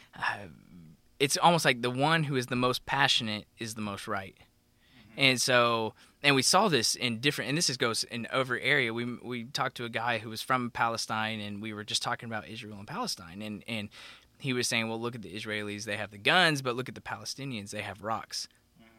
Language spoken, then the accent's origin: English; Oklahoma, United States; growing up in Oklahoma, we go to Falls Creek